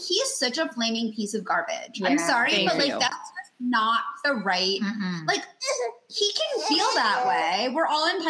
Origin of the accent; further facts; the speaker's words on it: New York City, New York, United States; I grew up in New York City. I actually grew up like two blocks from where she lived.